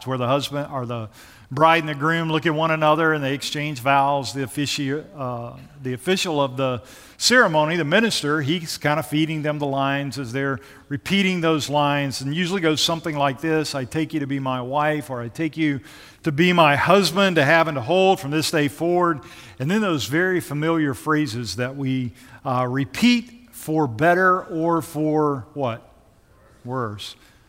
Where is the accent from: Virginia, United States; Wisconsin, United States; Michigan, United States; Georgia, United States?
Georgia, United States; also born or lived in Nashville, United States; I'm originally from Georgia and the Gwinnett County area.